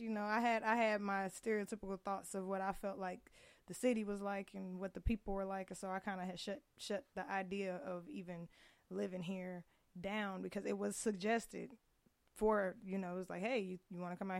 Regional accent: Indianapolis, Indiana, United States; moved away as an adult; also born or lived in Hazelhurst, Georgia; now in Las Vegas, United States; I was born in Hazelhurst, Georgia, and grew up in Indianapolis, Indiana.

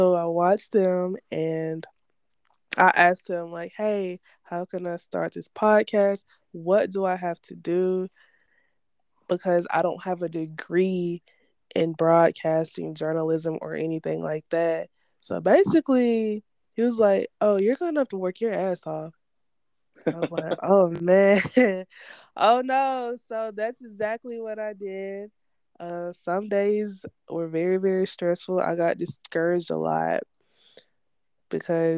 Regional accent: Columbus, Georgia, United States; my hometown, Columbus

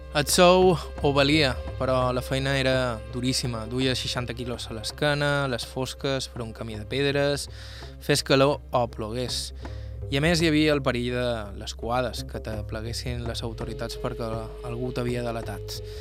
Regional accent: Serra de Tramuntana, Balearic Islands, Spain; Som de Tramuntana

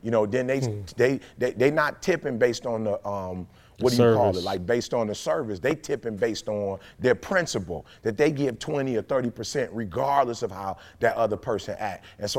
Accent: Detroit, Michigan, United States; Oh, you get a lot out of it. You get, just growing up in Detroit, you get out of it.

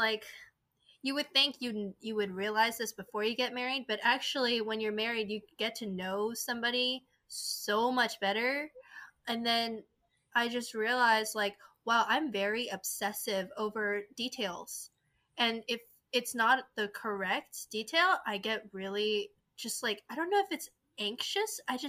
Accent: South Korea; English is a second language; also born or lived in China; now in United States; So I'm originally from South Korea. I lived in China for 10 plus years. I moved back to Korea.

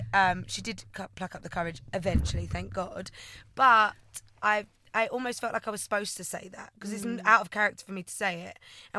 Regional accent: Essex, East of England, United Kingdom; born and raised in Essex, as you can tell.

